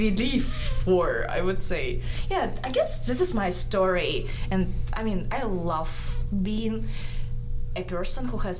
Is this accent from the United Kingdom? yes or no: no; Karaganda, Karaganda Region, Kazakhstan; English is a second language; moved away as an adult; now in Ruston, United States; I'm from Kazakhstan, right? I went to school there, got my bachelor degree in mechanical engineering at our university in my city, Karaganda.